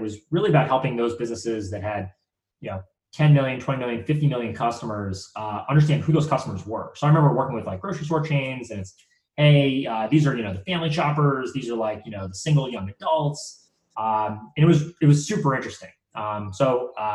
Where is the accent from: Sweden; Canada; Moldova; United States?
United States; just outside of Boston, Massachusetts; I grew up, just outside of Boston. I grew up there, my entire childhood.